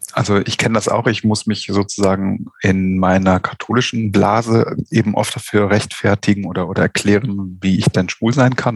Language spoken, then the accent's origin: German; Germany; hier bei uns in Deutschland